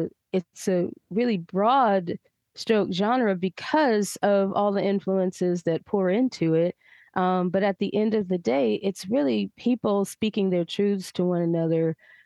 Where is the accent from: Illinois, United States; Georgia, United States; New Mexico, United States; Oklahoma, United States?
Georgia, United States; also born or lived in New Orleans; I come from Georgia. My father's people, you know, pick cotton and sugarcane